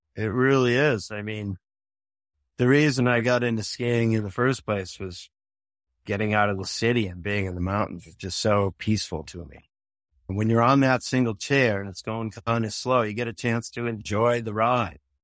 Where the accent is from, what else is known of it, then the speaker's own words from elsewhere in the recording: Boston, Massachusetts, United States; moved away as an adult; also born or lived in Milton, Massachusetts; now in Vermont, United States; I grew up in Boston